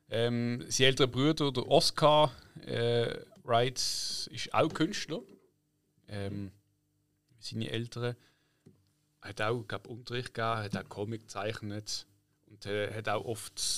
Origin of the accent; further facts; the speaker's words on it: Poole, South West England, United Kingdom; born there; moved away; 74 im April geboren in Poole, England. Das ist ja nähe Bournemouth. Das wiederum ist nähe Southampton.